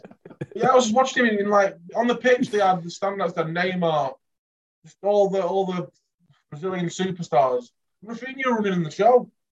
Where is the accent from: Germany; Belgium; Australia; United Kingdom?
United Kingdom; England; I think I'm worth £10 million because I'm English.